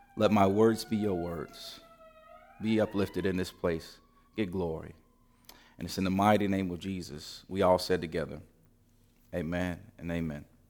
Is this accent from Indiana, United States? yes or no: yes; Gary, Indiana, United States; when I was a kid and growing up in Gary